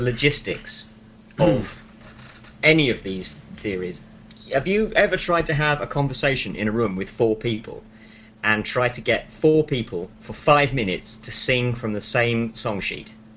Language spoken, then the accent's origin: English; London, United Kingdom; I am a Londoner.